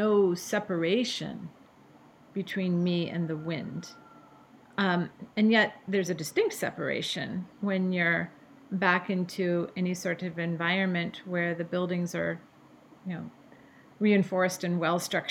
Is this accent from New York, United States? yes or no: no; Bellevue, Washington, United States; I grew up in Bellevue, Washington. That's where I was born.